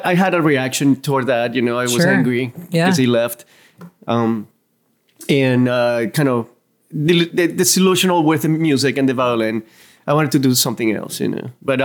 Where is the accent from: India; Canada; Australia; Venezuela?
Venezuela; now in Savannah, United States; growing up in Venezuela